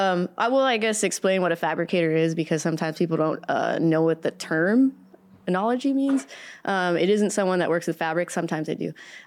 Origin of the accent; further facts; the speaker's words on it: California, United States; also born or lived in Cerritos; I grew up all over Southern California. So I was born in Cerritos. I lived there until I was about 7. I've lived in all the counties. I live in LA County, Orange County, Riverside County.